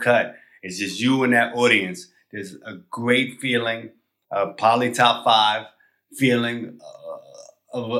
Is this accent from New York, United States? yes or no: yes; New York, United States; I'm from New York